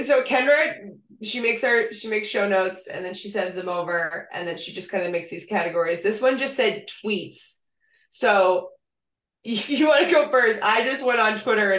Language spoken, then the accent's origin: English; New England, United States; as a New Englander, right? I get it. I'm not from the South